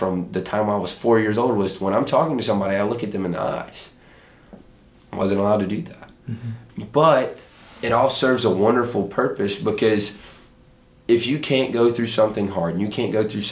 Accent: Chapin, South Carolina, United States; I'm from Chapin, South Carolina

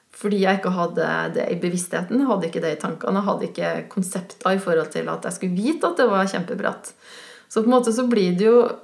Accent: Switzerland; now in Norway; på fjellet oppe i Sveits, der jeg kommer fra

